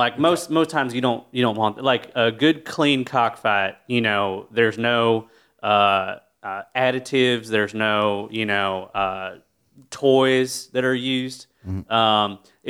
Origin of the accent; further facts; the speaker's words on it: North Carolina, United States; I grew up real rural in North Carolina, and there ain't shit to do there. Like, you know, we're lucky we had a Walmart and an Applebee's.